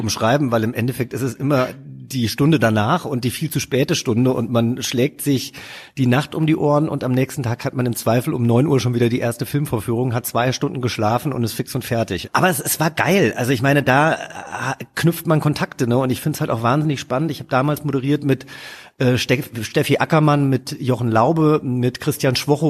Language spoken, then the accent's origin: German; Hesse, Germany; moved away as an adult; also born or lived in Cape Town; now in Berlin, Germany; da, wo ich groß geworden bin, natürlich ist es Hessen